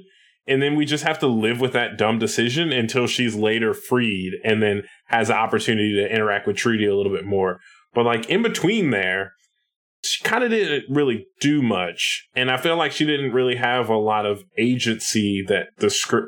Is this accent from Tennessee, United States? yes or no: yes; Nashville, Tennessee, United States; he's technically from my hometown, even though this was before Nashville was really a thing